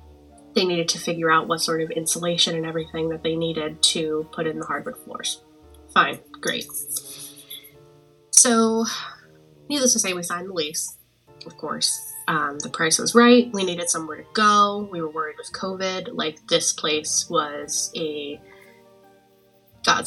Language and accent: English; Boston, Massachusetts, United States; moved away as an adult; now in Connecticut, United States; I am from Boston, Massachusetts, but have been living in Connecticut for the past several years.